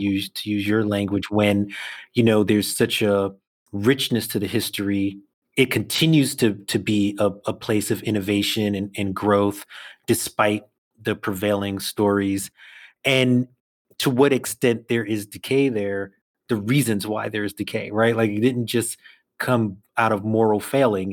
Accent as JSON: {"language": "English", "town": "New York City", "region": "New York", "country": "United States", "tie": "born or raised there", "said": "I'll say I'm from Brooklyn"}